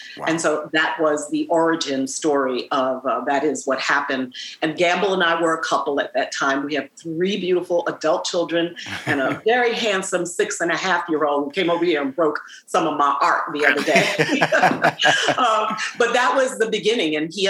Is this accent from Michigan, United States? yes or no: no; New York City, New York, United States; born or raised there